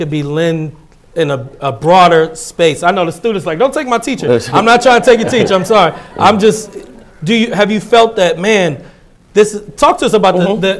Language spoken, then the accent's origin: English; Oberlin, Ohio, United States; born there; You know, I was born in Oberlin. I love Oberlin.